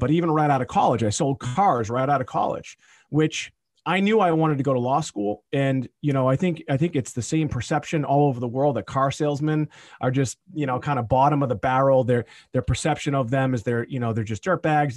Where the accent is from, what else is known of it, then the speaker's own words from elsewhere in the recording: Boston area, Massachusetts, United States; I'm here in my hometown where I grew up